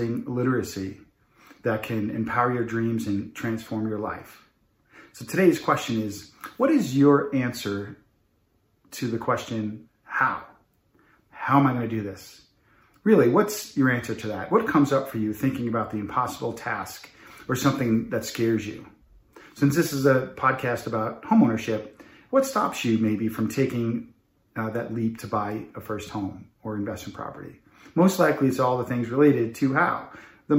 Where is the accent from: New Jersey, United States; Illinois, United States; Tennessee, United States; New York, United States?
New York, United States; Long Island; When I was a young child, last of seven kids growing up in Long Island